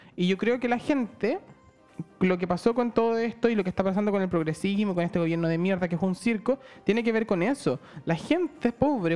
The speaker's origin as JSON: {"language": "Spanish", "country": "Chile", "moved": "yes"}